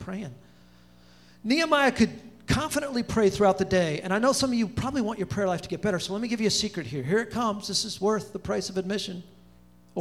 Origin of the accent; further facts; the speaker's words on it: Pomona, California, United States; now in Charlotte, United States; I'm talking Pomona, which is the armpit of California